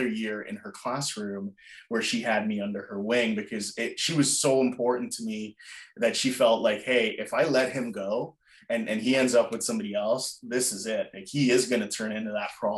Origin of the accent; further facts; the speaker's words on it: Jamaica; moved away; I wasn't born in North America. I was born in Jamaica.